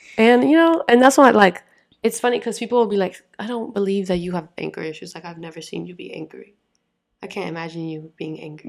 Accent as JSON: {"language": "English", "region": "Florida", "country": "United States", "said": "I'm from Florida"}